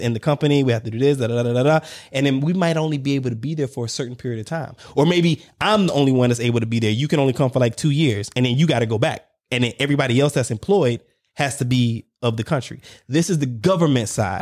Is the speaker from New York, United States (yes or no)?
no; South Carolina, United States; I was born in South Carolina, so there you got red bone, we call them red bone Geechees